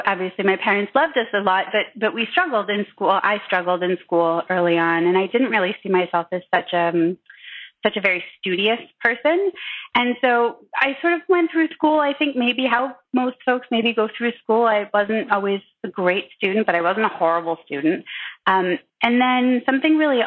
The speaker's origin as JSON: {"language": "English", "region": "Michigan", "country": "United States", "tie": "born or raised there", "moved": "yes", "lives_now": "New York, United States", "said": "I live now in New York, but I grew up in Michigan"}